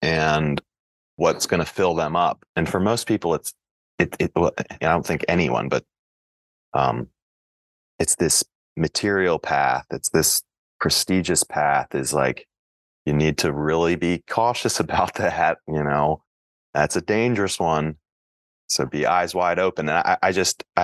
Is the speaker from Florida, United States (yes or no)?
no; Frederick, Maryland, United States; lower middle class kid from Frederick, Maryland